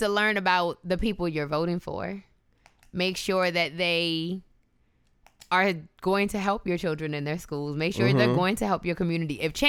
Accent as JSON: {"language": "English", "country": "United States", "said": "So I am an American. I love being in America"}